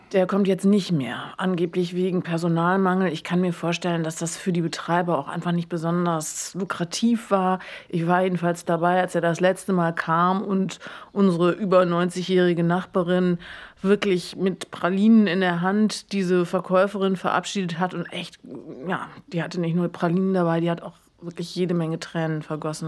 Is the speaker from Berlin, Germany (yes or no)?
yes; Berlin, Germany; ich als waschechte Bulette